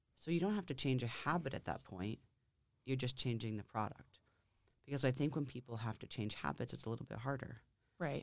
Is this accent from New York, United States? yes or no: no; Lakes Region, New Hampshire, United States; also born or lived in Concord, New Hampshire; I born and raised in New Hampshire, mm-hmm. in the Lakes region